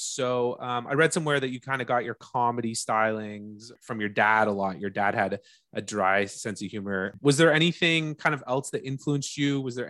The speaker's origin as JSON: {"language": "English", "town": "Brockville", "region": "Ontario", "country": "Canada", "tie": "born or raised there", "said": "my hometown, Brockville."}